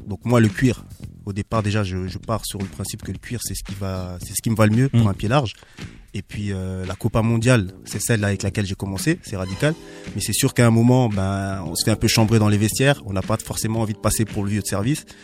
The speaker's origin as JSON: {"language": "French", "town": "Strasbourg", "region": "Grand Est", "country": "France", "tie": "born or raised there", "also_born_or_lived": "Bischheim", "said": "j'ai vécu au Gerbaden à, à Bischheim. Donc je suis un mec disons entre guillemets de quartier. j'ai grandi au Neuf et puis j'ai vécu également à l'Elzo."}